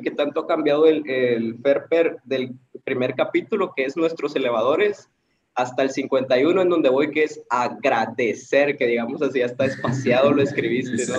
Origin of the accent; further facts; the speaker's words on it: Tapachula, Chiapas, Mexico; now in Tuxtla Gutiérrez, Mexico; soy de Tapachula, pero radico en Tuxtla, en Chiapas